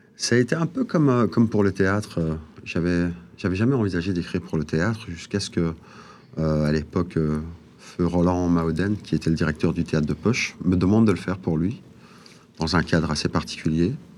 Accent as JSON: {"language": "French", "town": "Molenbeek-Saint-Jean", "region": "Brussels-Capital Region", "country": "Belgium", "said": "je viens de la planète Molombek"}